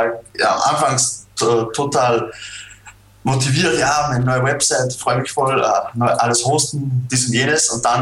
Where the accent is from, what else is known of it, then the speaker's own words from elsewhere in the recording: Austria; Was äh, für mich als Österreicher äh, natürlich nicht funktioniert.